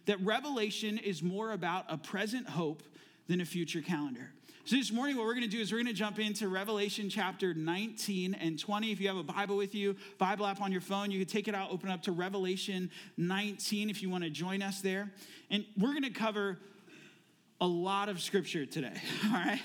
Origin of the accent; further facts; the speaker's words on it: Florida, United States; also born or lived in Phoenix, Arizona; now in Ohio, United States; I am also originally from Florida. Before I moved to Arizona, where we lived in Phoenix for 18 years. And then 2.5 years ago, we moved here to Ohio